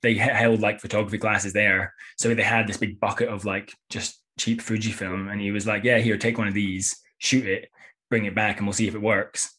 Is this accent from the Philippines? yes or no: no; Edinburgh, Scotland, United Kingdom; moved away as an adult; also born or lived in Copenhagen; now in London, United Kingdom; in London now, but I used to live in, I'm from Edinburgh